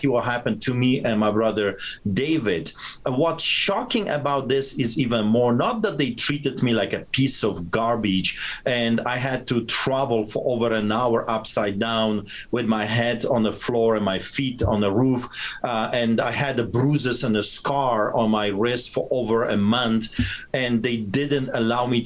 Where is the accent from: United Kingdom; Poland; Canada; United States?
Poland; moved away; when I was growing up in Poland